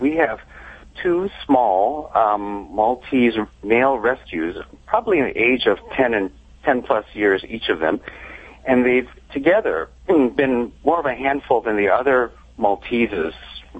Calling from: Santa Barbara, California, United States; Santa Barbara, California.

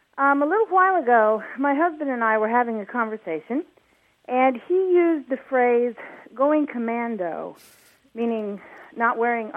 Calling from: Indianapolis, Indiana, United States; This is …, and I'm calling from Indianapolis.

